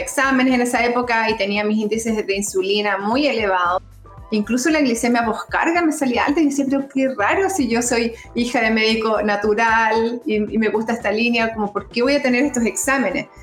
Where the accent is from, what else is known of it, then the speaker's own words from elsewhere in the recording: Concepción, Biobío, Chile; soy oriunda de Concepción, penquista